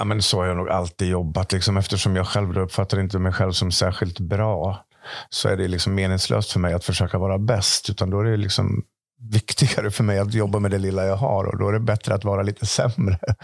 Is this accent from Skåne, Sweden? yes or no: no; Dalarna County, Sweden; born or raised there